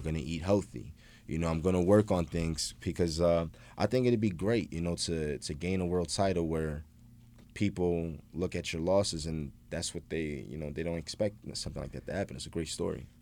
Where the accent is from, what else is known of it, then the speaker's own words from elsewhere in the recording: Philadelphia, Pennsylvania, United States; moved away as an adult; now in Los Angeles, United States; my hometown in Philly.